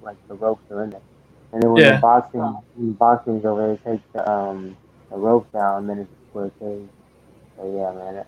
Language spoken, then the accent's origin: English; Florida, United States; now in West Virginia, United States; I live in West Virginia right now, but I'm from